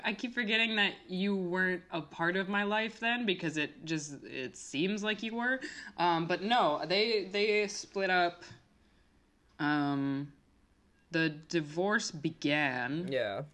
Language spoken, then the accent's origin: English; Minneapolis, Minnesota, United States; I'm from Minnesota